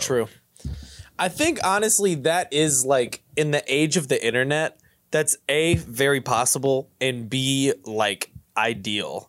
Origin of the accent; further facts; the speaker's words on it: Louisville, Kentucky, United States; moved away as an adult; now in Cincinnati, United States; I'm from Louisville, and I moved up here, like, six years ago